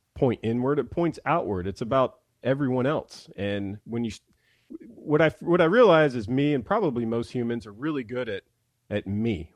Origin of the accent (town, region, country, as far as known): Mississippi, United States; now in Nashville, United States